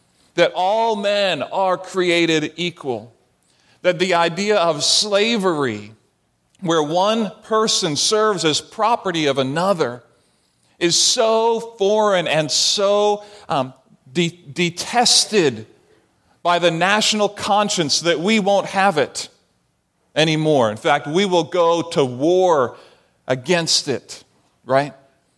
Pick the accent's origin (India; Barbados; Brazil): Barbados; And I saw this as a child growing up in the Caribbean on an island in Barbados that was populated primarily by the slave trade.